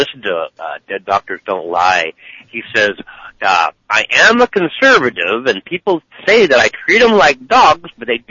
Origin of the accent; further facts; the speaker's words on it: Emmeline, California, United States; I was born and raised right there in Emmeline, and I've been there all this time